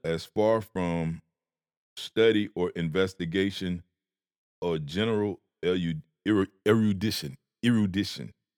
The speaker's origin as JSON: {"language": "English", "region": "Georgia", "country": "United States", "said": "I'm from Georgia."}